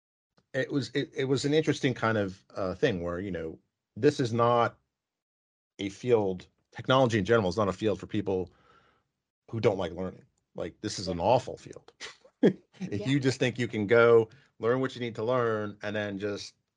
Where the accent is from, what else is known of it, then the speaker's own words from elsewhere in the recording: New York, United States; moved away; grew up in New York